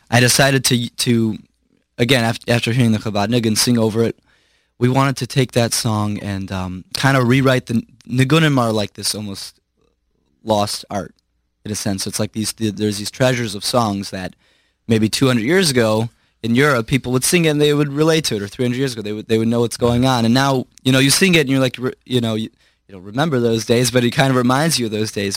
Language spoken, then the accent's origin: English; Chicago, Illinois, United States; born in Chicago and raised in Chicago